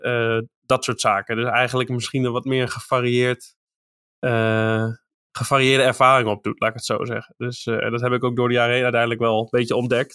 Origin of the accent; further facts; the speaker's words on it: eastern Netherlands, Netherlands; in het oosten van het land waar ik vandaan kom